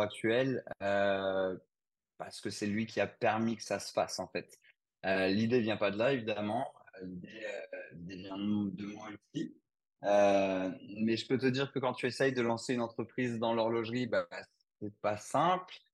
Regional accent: France; moved away as an adult; also born or lived in Belgium; now in Quebec City, Canada; je suis français à la base. J'ai vécu en France, en Belgique et puis maintenant au Canada, à Québec en réalité.

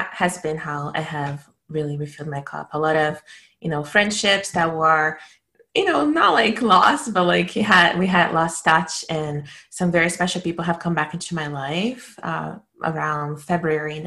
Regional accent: Brazil; moved away as an adult; now in Canada; I was born and raised in Brazil, and I've moved to Canada in my early 20s

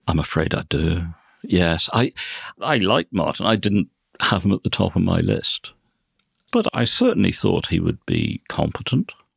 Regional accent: Belfast, Northern Ireland, United Kingdom; now in Oxford, United Kingdom; I was brought up in Belfast and educated there.

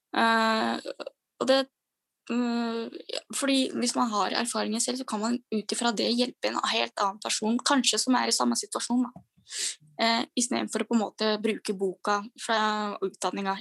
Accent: Norway; Jeg har både pakistansk bakgrunn og så er jeg norsk.

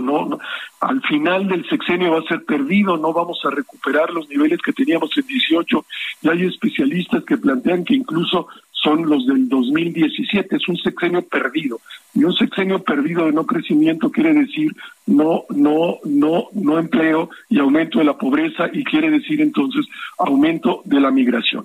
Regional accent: Mexico; como mexicano

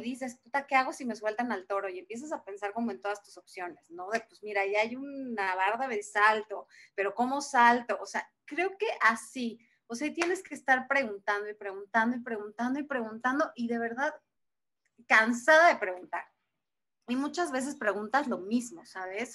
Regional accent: Puebla, Mexico; moved away as an adult; now in Mexico City, Mexico; yo soy de Puebla, yo nací en la ciudad de Puebla

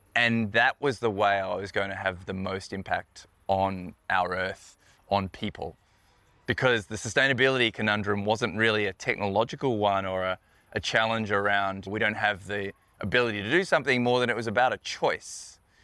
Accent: Melbourne, Victoria, Australia; now in New Zealand; I grew up in Melbourne

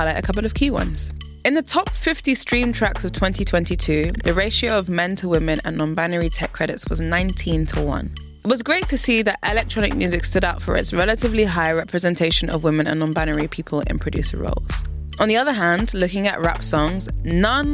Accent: United Kingdom; now in Berlin, Germany; As a Brit

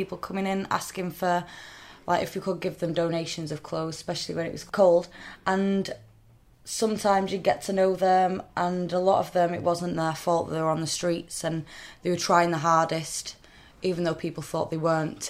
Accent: Manchester, North West England, United Kingdom; I'm from Manchester and I used to work there part-time.

